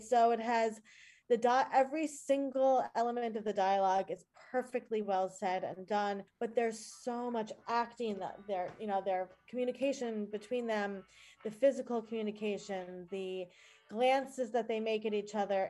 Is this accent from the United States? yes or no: yes; New York, United States; I'm new from New York.